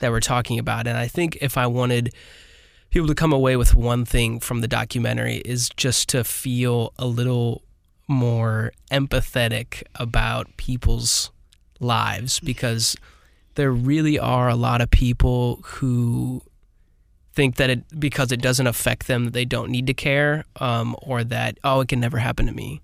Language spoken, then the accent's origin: English; Granite City, Illinois, United States; I'm from Granite City